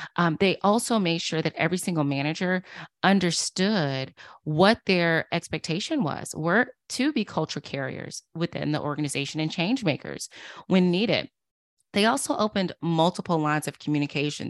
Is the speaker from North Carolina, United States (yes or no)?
yes; Durham, North Carolina, United States; now in Washington, D.C., United States; I'm from Durham, North Carolina, originally